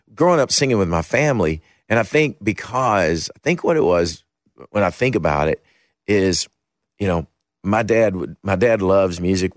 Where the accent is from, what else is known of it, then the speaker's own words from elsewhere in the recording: Kentucky, United States; I grew up in Kentucky